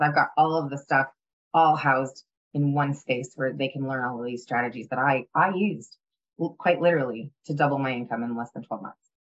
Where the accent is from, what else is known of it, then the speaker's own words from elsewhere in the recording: Ottawa, Ontario, Canada; moved away; It was when I was living in Ottawa.